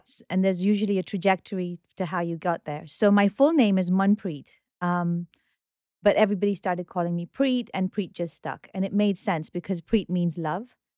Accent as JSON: {"language": "English", "region": "Nairobi", "country": "Kenya", "tie": "born or raised there", "also_born_or_lived": "United Kingdom", "moved": "yes", "lives_now": "New York, United States", "said": "I was born in Nairobi"}